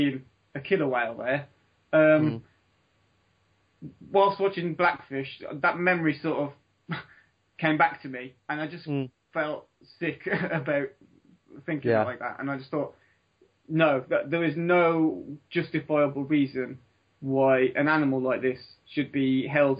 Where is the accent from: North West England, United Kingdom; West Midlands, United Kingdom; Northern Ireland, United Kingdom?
West Midlands, United Kingdom; Dudley; When I grew up in Dudley